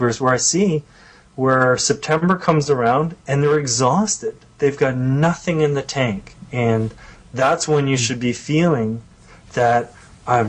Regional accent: Canada; being a Canadian

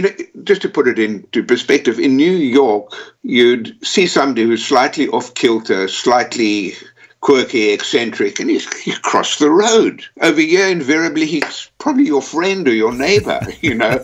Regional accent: South Africa; also born or lived in United States / Texas; now in London, United Kingdom; I was born in South Africa.

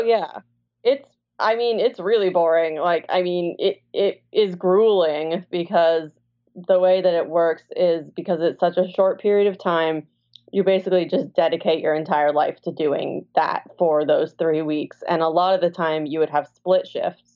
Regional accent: Sonoma County, Northern California, United States; I grew up in Northern California in Sonoma County

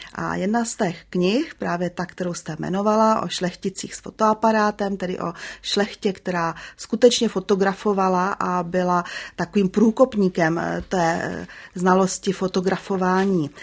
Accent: Prague, Czechia; já jsem se narodila v Praze

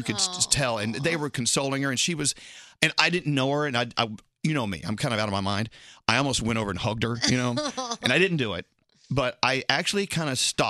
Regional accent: Scotland, United Kingdom; You know, I'm a Scottish, you know, drunk.

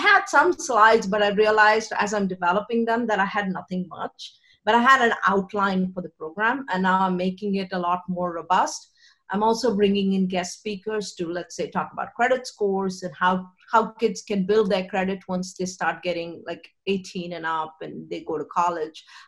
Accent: India; I grew up in India

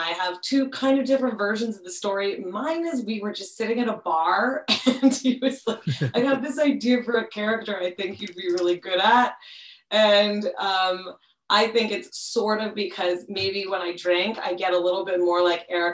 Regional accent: Montreal, Quebec, Canada; now in Toronto, Canada; I'm originally from Montreal

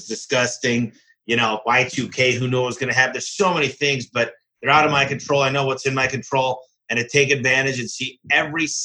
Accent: Michigan, United States; my home state, which is Michigan

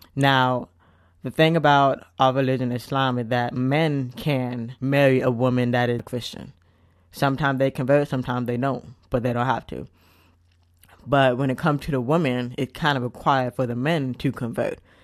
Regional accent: United States; I am an American, I have, I consider myself part of many different cultures

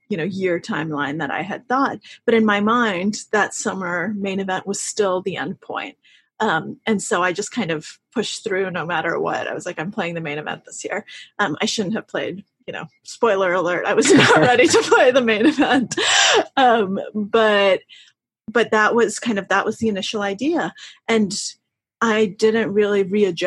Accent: Russia; moved away; my family's Russian. I was born in Russia

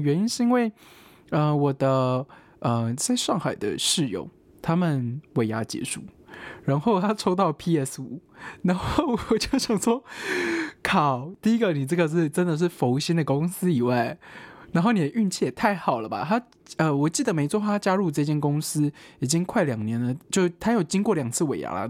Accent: Taiwan; 我是个台湾人

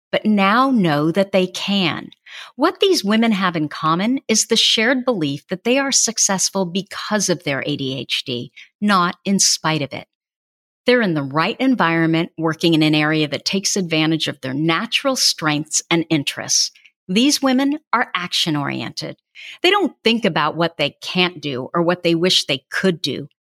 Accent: Burlingame, United States; As a child, they called me the … after my hometown

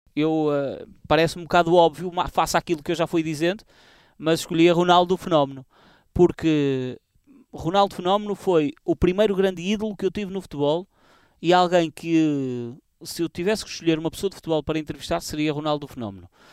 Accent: Portugal; a minha terra natal, para a minha turma da escola

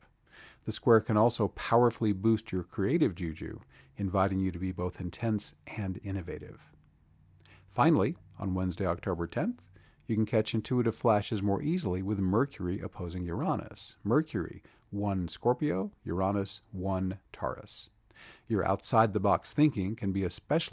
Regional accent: North Carolina, United States; my home state of North Carolina. Here in Asheville

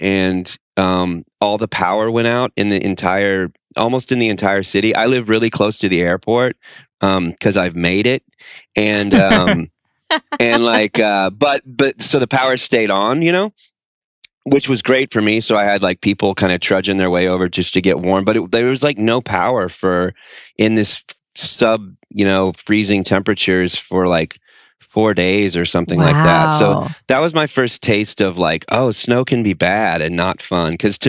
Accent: Denton, Texas, United States; now in Austin, United States; I grew up in North Texas, Denton, Texas, and I live in Austin, Texas now, and it snows maybe like once a year.

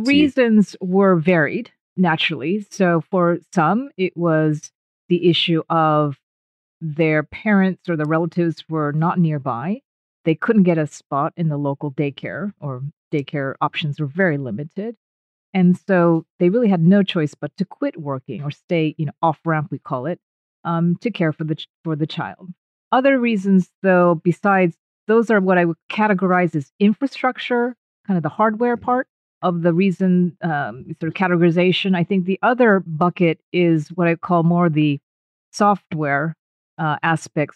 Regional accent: United States; moved away; My blood is 100% Japanese, but I was born and raised in the States

